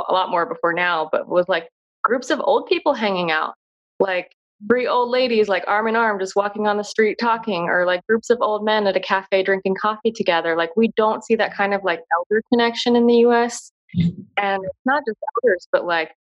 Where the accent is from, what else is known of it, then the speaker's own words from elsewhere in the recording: United States; being an American